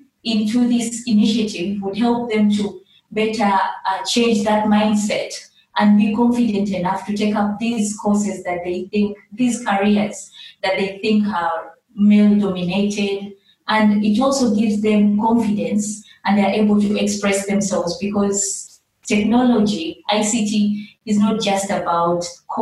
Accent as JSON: {"language": "English", "town": "Kampala", "region": "Central Region", "country": "Uganda", "tie": "born or raised there", "moved": "as an adult", "lives_now": "Juba, South Sudan", "said": "I was born in Kampala in Uganda."}